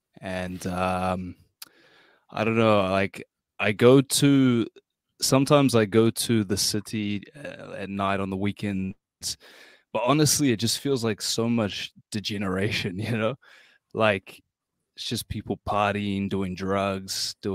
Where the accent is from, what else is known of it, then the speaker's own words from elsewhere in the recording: Hamilton, Waikato, New Zealand; moved away as an adult; now in Auckland, New Zealand; So my hometown, I'm in New Zealand. My hometown is Hamilton. It's like a tiny shithole. Like, it's not a shithole. It's got like maybe 300,000 people.